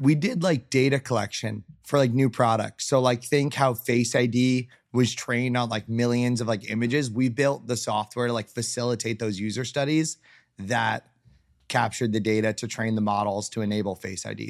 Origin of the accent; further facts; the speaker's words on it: South Florida, United States; also born or lived in Tallahassee, Florida; I'm from Florida originally, born and raised. Grew up in South Florida